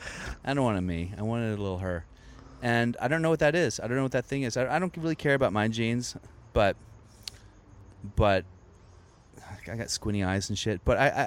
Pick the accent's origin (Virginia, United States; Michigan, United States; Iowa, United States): Virginia, United States; born or raised there